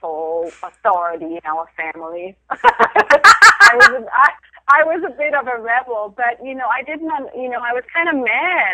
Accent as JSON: {"language": "English", "country": "Denmark", "tie": "born or raised there", "moved": "yes", "said": "I grew up in Denmark"}